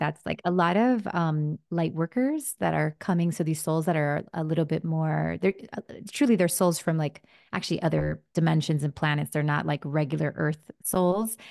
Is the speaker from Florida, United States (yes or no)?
yes; Miami, Florida, United States; first language Spanish; English is a second language; also born or lived in New Jersey; grew up in Miami